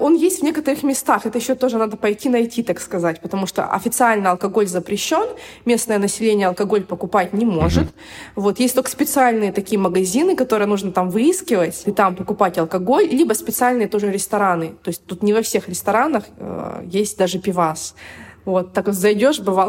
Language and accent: Russian; Irkutsk, Irkutsk Oblast, Russia; moved away as an adult; also born or lived in Moscow, Russia; now in Dubai, United Arab Emirates; я приехала из Иркутска, кстати, да, я забыла сказать, я родилась в Иркутске, в Сибири